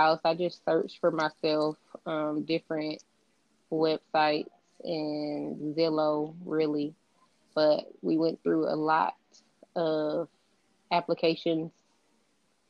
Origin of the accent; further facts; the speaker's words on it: Lithonia, Georgia, United States; also born or lived in Riverside, California; I was raised in Lithonia, Georgia. But for the most part, I've been here my whole life.